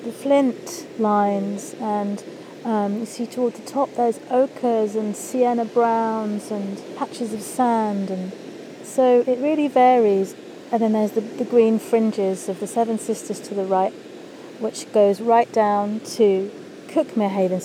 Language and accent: English; Kent, South East England, United Kingdom; she met my English dad there in Eastbourne, and they moved inland, and I grew up in Kent